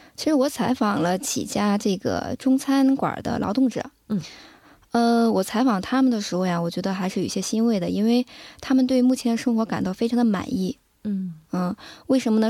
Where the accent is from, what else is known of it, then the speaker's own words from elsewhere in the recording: China; now in South Korea; 我们中国人比较吃苦耐劳